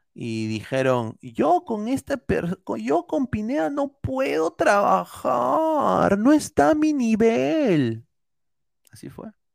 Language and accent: Spanish; Peru; now in United States; yo culturalmente no soy americano, soy peruano